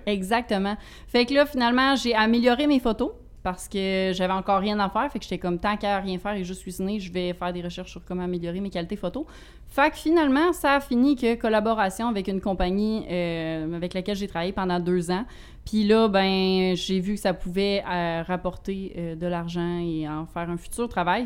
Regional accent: Rivière-du-Loup, Quebec, Canada; je viens de, du Bas-Saint-Laurent, Rivière-du-Loup

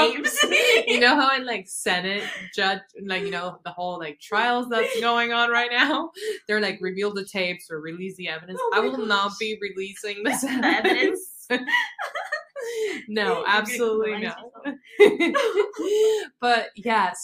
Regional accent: Argentina; now in United States; I'm from Argentina, so I love Hispanic music

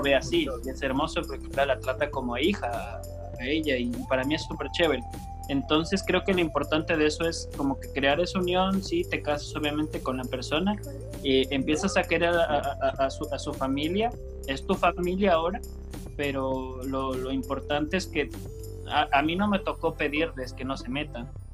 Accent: Coast, Ecuador; yo soy costeño

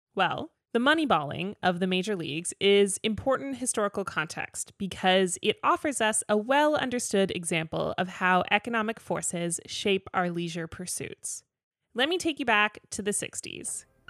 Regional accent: Toronto, Ontario, Canada; my hometown crew of Parkdale Road Runners hosted one in Toronto

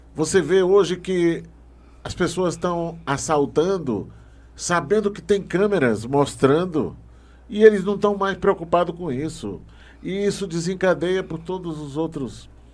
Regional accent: Barra do Corda, Maranhão, Brazil; now in Brasília, Brazil; Lá no Maranhão, eu sou do Maranhão, lá na, uhum. na, na cidade de Barra do Corda

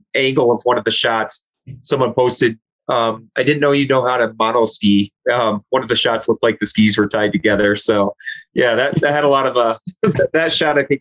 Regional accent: Michigan, United States; I grew up in Michigan

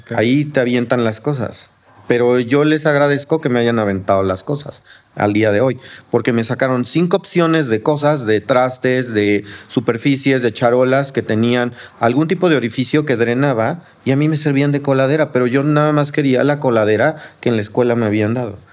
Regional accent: Mexico City, Mexico; also born or lived in Coyoacán, Mexico City; yo soy de aquí de Xochimilco, bueno, soy del centro de Coyoacán, pero siempre viví en Xochimilco

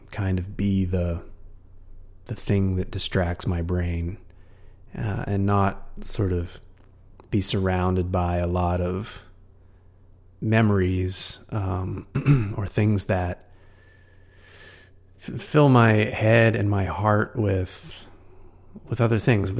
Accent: West Virginia, United States; moved away as an adult; now in San Francisco, United States; my hometown back in West Virginia

